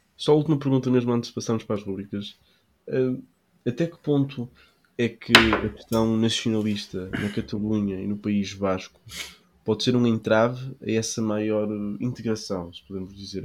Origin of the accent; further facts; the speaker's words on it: Portugal; eu sou português